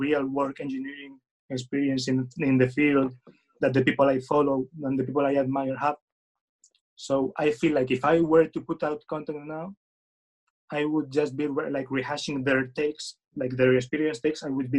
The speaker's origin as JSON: {"language": "English", "country": "Spain", "second_language": "English", "said": "I'm from Spain, so sorry for my English."}